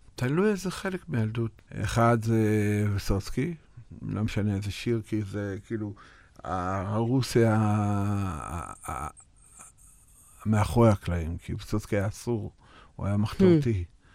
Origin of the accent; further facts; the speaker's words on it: Russia; now in Israel; נולדתי ברוסיה ואני לבן